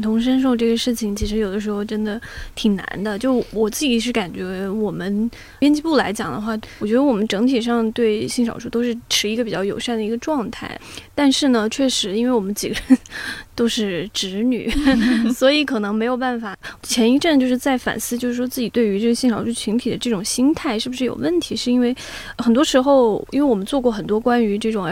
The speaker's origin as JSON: {"language": "Chinese", "region": "southern China", "country": "China", "said": "就只有我是南方人，对不对？ 但是我是可以发出来二话音的"}